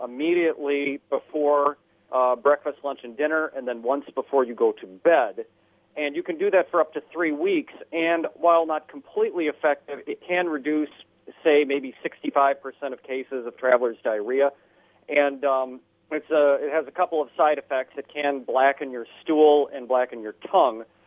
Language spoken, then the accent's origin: English; Minnesota, United States; now in Tuscaloosa, United States; I'm originally from Minnesota